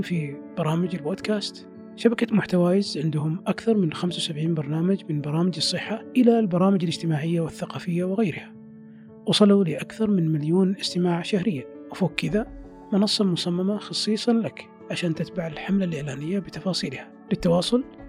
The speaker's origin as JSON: {"language": "Arabic", "country": "Saudi Arabia", "said": "احنا في السعوديه"}